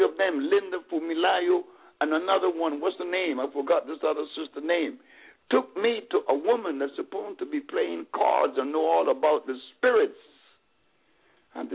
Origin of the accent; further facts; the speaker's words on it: Honduras; I'm from Honduras